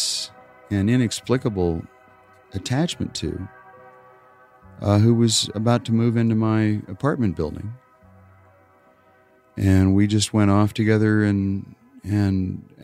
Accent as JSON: {"language": "English", "region": "Wyoming", "country": "United States", "moved": "yes", "lives_now": "New York, United States", "said": "I'm from a little town in Wyoming"}